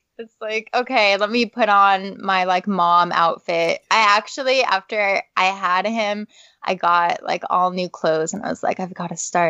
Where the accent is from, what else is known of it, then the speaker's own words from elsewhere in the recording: West Coast, United States; moved away as an adult; also born or lived in Los Angeles; now in East Coast, United States; I have a family and moved across the country. I'm on the East Coast now, even though I was born on the West Coast, and did most of my modeling work out in Los Angeles